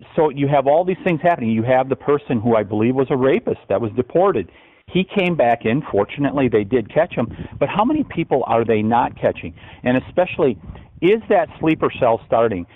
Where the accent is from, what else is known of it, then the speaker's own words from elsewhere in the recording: Wisconsin, United States; my home state